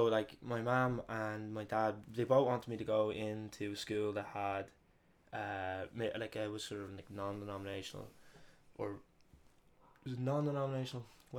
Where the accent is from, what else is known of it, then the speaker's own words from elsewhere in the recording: Dublin, Leinster, Ireland; also born or lived in Madrid, Spain; So I was born in Madrid and I stayed there for like a year as a little baby. And then eventually came back to Dublin.